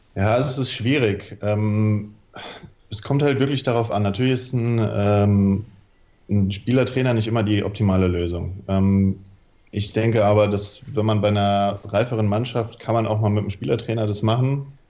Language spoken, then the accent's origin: German; Mainz, Rhineland-Palatinate, Germany; also born or lived in Wilhelmshaven; ich komme aus Mainz, ähm, spiele bei den Mainzer Deadlicks